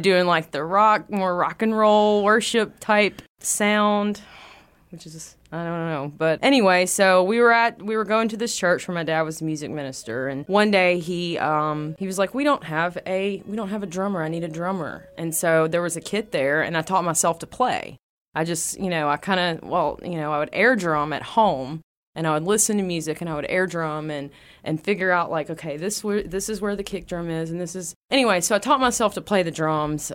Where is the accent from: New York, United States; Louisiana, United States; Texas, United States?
Louisiana, United States; West Monroe; I was born in West Monroe, Louisiana, uh, close to about the Calhoun area between Calhoun and Balkinville.